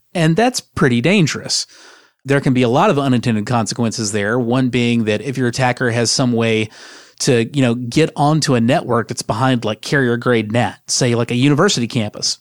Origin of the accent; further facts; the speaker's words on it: United States; I am an American